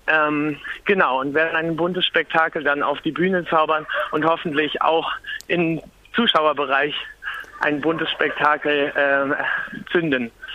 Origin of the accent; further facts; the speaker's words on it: Lübeck, Schleswig-Holstein, Germany; now in Berlin, Germany; Ich komme aus Lübeck, direkt von der Ostsee